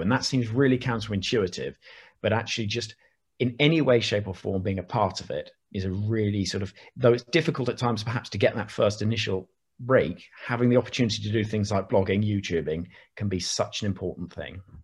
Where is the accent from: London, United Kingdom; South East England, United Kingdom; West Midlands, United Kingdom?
South East England, United Kingdom; Oxford; Growing up in Oxford